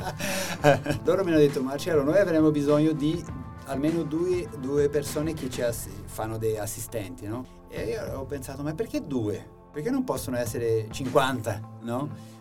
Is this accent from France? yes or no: no; Brazil; Italian is a second language; moved away as an adult; now in Italy; un, brasiliano